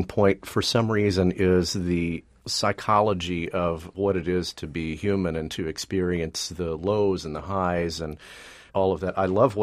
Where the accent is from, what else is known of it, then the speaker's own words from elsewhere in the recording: Texas, United States; moved away as an adult; now in New York area, United States; I grew up in Texas in the evangelical tradition